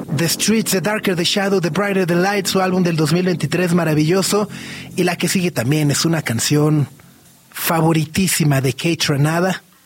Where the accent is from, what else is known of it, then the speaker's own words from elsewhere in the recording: Mexico City, Mexico; Ya como chilango